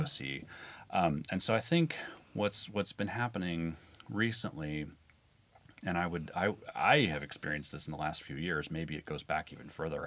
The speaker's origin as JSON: {"language": "English", "region": "Midwestern U.S.", "country": "United States", "said": "I'm from the Midwestern U.S."}